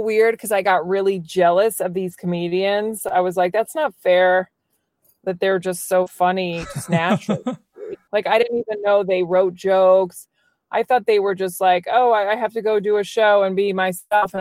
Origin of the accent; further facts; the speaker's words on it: Virginia, United States; moved away as an adult; also born or lived in New York City; I grew up in Virginia